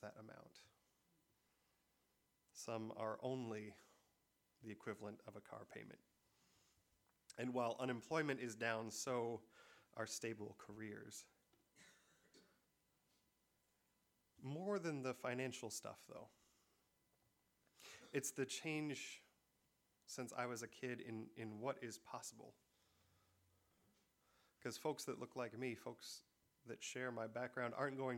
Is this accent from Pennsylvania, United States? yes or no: no; Michigan, United States; I'm from Michigan